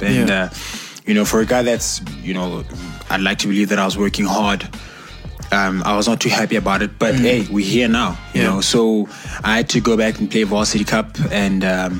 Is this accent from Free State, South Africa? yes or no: yes; Bloemfontein, Free State, South Africa; also born or lived in QwaQwa, Phuthaditjhaba; I'm just your simple boy from the Free State. Mm-hmm. I grew up in the Free State. I was born in the Free State, and... actually, I was born in Gwagwa, Putadi Chaba.